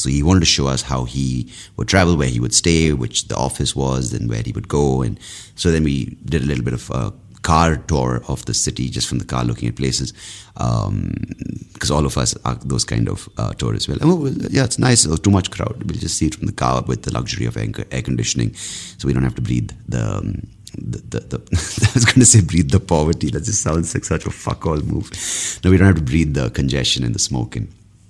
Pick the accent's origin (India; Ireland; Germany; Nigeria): India